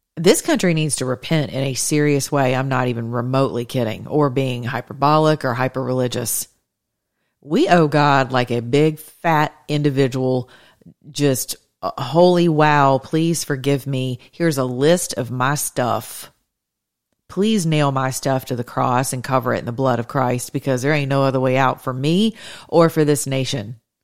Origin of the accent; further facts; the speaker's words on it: the South, United States; I'm a Southerner.